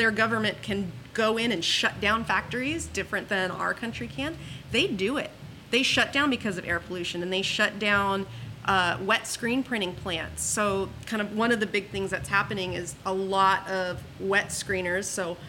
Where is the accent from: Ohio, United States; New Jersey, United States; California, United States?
California, United States; Huntington Beach; I'm from Huntington. I grew up in Huntington. We went to the beach every weekend